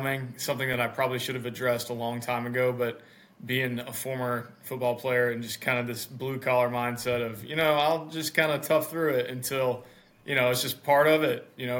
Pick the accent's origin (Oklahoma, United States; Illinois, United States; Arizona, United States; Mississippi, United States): Mississippi, United States; I live in the United States. I'm from Mississippi, which is the southern part of the U.S.